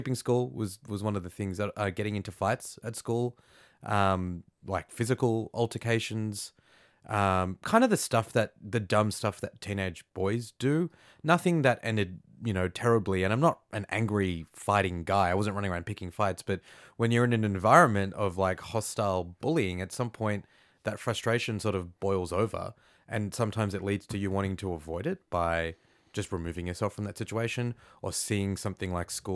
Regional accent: Australia; I was as Australian as you could get.

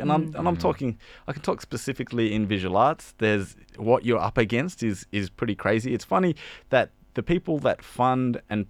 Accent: Perth, Western Australia, Australia; now in Sydney, Australia; Well, I joke around that I'm from Perth, the real Western Sydney.

